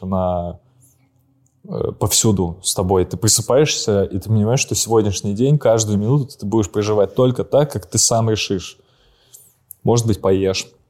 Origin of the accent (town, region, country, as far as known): Saint Petersburg, Russia